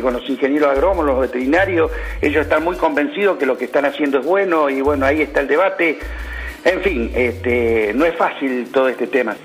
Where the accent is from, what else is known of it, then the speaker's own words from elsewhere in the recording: Santa Fe, Argentina; habitantes de esta provincia